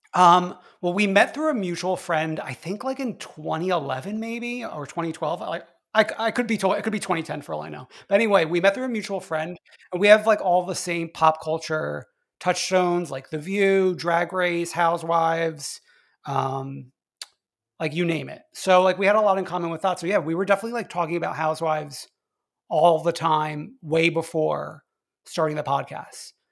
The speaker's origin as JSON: {"language": "English", "region": "New York", "country": "United States", "said": "I'm from New York"}